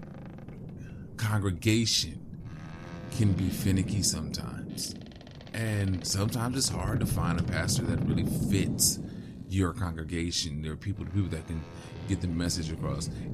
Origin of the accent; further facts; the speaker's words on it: West Coast, United States; I grew up on the West Coast